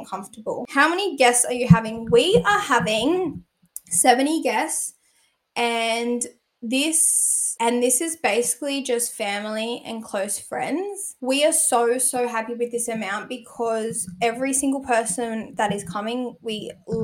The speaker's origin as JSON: {"language": "English", "region": "New South Wales", "country": "Australia", "said": "I'm from New South Wales"}